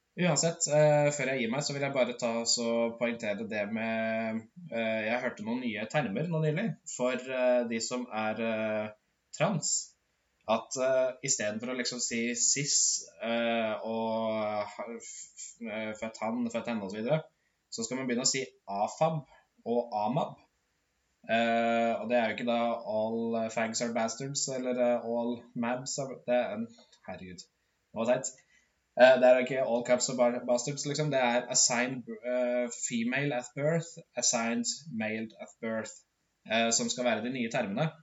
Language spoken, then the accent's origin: Norwegian; Modum, Buskerud, Norway; Jeg er fra et bitte lite sted i, som heter Modum, der jeg vokste opp